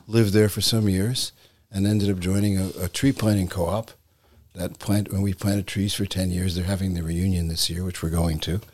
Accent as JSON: {"language": "English", "town": "New York City", "region": "New York", "country": "United States", "tie": "born or raised there", "said": "when I was a boy, I grew up in New York City"}